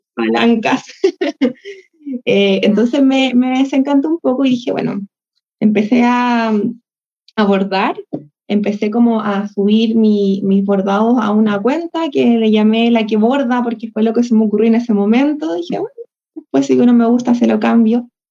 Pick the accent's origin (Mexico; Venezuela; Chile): Chile; acá yo soy, soy de Chile